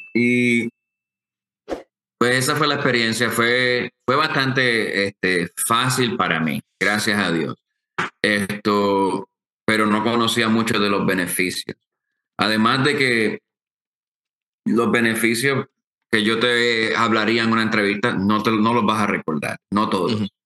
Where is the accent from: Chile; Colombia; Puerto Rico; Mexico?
Puerto Rico; Aguadilla; moved away as an adult; also born or lived in Mayagüez, Puerto Rico / Washington State; nací en Mayagüez y me crié en Aguadilla